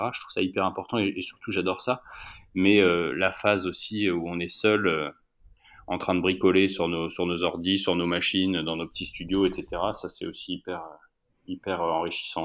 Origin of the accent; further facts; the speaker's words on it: France; also born or lived in Alps; now in Paris, France; je viens de la campagne, c'est mon, c'est mon rapport à la nature, etc. Je viens, je viens des Pyrénées